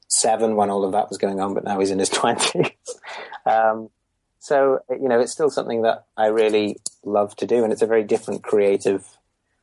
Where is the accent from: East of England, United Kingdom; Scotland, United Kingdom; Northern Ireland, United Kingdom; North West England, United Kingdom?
North West England, United Kingdom; Merseyside, on the fringes of Liverpool; born or raised there